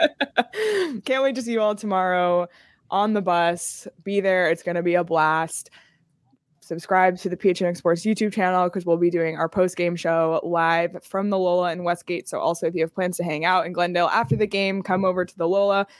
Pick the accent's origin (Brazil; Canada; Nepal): Canada; now in Arizona, United States; as a Canadian living in Arizona